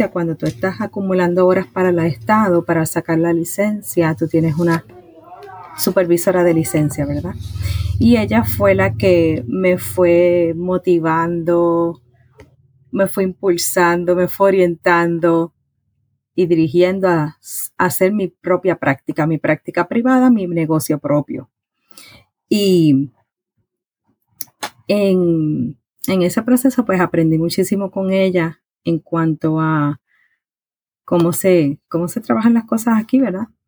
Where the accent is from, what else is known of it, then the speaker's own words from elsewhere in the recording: Puerto Rico; now in Virginia, United States; Mira, soy de Puerto Rico, soy nacida en Puerto Rico. Eh, me mudé a Estados Unidos, específicamente a Virginia, en el 2011 llegamos aquí por asuntos de trabajo